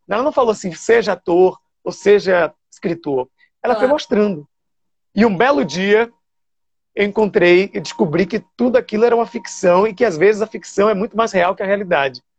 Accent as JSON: {"language": "Portuguese", "town": "Salvador", "region": "Bahia", "country": "Brazil", "tie": "born or raised there", "also_born_or_lived": "São Paulo / Rio de Janeiro", "moved": "as an adult", "said": "Eu nasci ali no Nazaré, na Climério de Oliveira"}